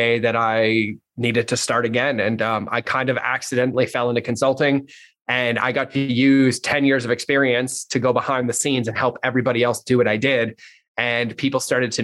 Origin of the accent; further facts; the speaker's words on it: Massachusetts, United States; I grew up in Massachusetts, pretty shitty childhood